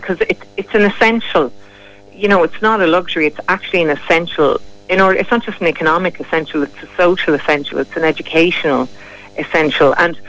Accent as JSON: {"language": "English", "town": "Kilkenny", "region": "Leinster", "country": "Ireland", "moved": "yes", "said": "I'm from Kilkenny myself"}